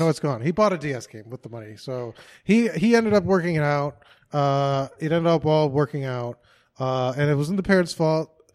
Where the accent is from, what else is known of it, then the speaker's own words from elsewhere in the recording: Chicago, Illinois, United States; moved away; I'm from Chicago